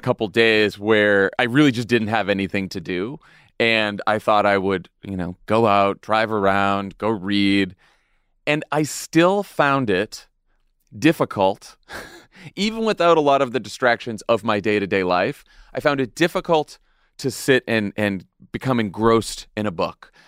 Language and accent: English; Massachusetts, United States; my home state of Massachusetts